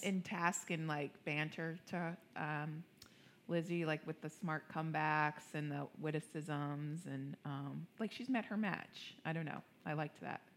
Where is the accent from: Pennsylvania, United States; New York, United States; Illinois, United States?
New York, United States; now in Cincinnati, United States; I'm a New Yorker